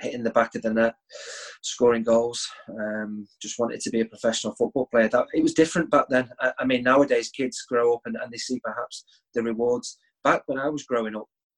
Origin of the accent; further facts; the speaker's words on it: Sale, North West England, United Kingdom; also born or lived in Sheffield / Liverpool; I was born in Sheffield, although I don't have too many memories there because I left at the age of 5 and moved to South Manchester, Cheshire, a place called Sale. That was where my mum and dad originally came from, so that was why they wanted to settle there. That was where I had my schooling right the way up to the age of 16